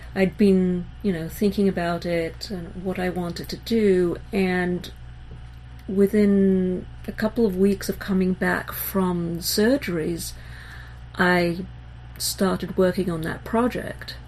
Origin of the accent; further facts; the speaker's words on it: Israel; also born or lived in England; I was born in England and grew up in Israel